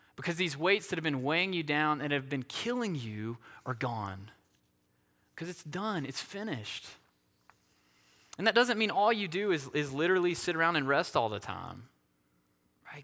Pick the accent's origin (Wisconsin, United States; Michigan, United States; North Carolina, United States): North Carolina, United States; Asheville; being from the Asheville area